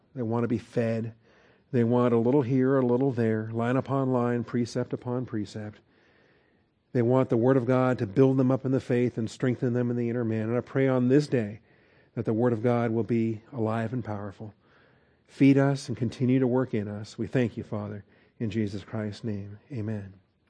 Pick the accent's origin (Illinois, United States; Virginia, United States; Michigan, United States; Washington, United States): Washington, United States; Seattle; I'm a city boy. I grew up in Seattle, Washington